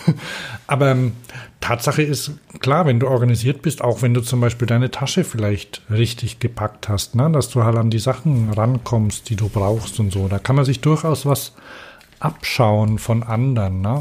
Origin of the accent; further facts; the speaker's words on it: Vorarlberg, Austria; Aus Österreich.